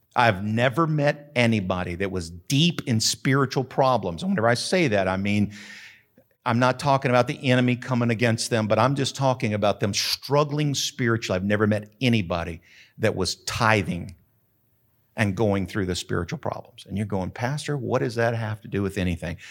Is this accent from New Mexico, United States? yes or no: yes; Carrizozo, New Mexico, United States; moved away; also born or lived in Denver / Houston; I grew up in Carrizozo.